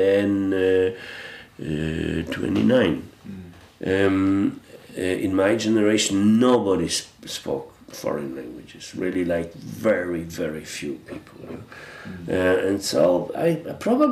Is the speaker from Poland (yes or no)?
yes; Poland; first language Polish; English is a second language; now in Germany; I stayed with my native language, but I didn't learn Polish to my child